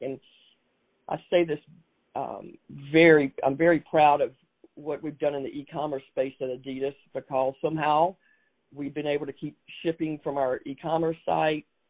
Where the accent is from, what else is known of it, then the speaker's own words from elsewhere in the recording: Hartsville, South Carolina, United States; moved away as an adult; also born or lived in Boston; growing up in Hartsville, South Carolina